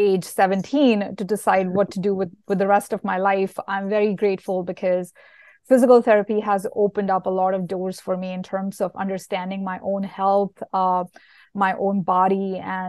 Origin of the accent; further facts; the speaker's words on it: India; moved away; I grew up in India and I went to school there